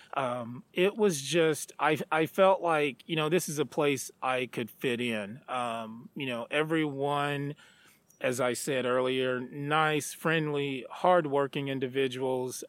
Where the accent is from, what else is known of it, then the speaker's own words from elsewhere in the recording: Stamps, Arkansas, United States; moved away as an adult; also born or lived in Texas; now in Chadron, United States; I grew up in a small town um, called Stamps, Arkansas